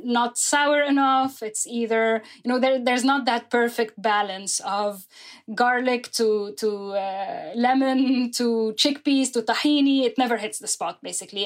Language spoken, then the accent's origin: English; Lebanon; moved away as an adult; now in New York, United States; I'm originally from Lebanon. I came to New York in 2013